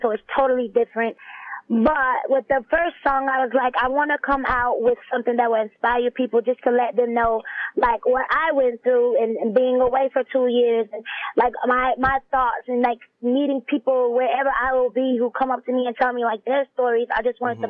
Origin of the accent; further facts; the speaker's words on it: the South, United States; I'm from the south